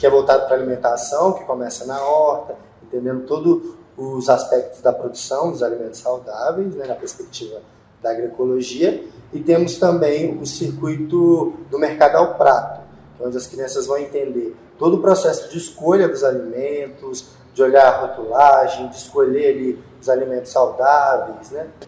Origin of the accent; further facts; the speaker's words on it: Montes Claros, Minas Gerais, Brazil; Eu sou de Montes Claros. Eu já mexi, eu mexi muito com horta lá. Aí eu vim para cá e morava na rua aqui